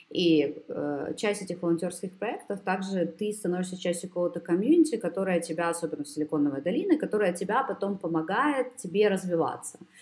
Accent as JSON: {"language": "Russian", "region": "Kyiv", "country": "Ukraine", "tie": "born or raised there", "moved": "yes", "lives_now": "Germany", "said": "я родом из Киева"}